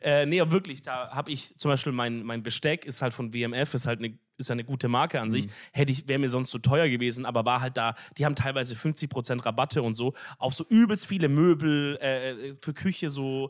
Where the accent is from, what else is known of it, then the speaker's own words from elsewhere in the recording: Swabia, Baden-Württemberg, Germany; dass ich ein Schwab bin